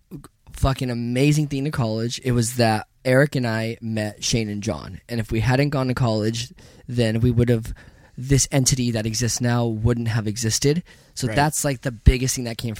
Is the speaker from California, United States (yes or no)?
yes; Ventura, California, United States; I grew up in Ventura, California.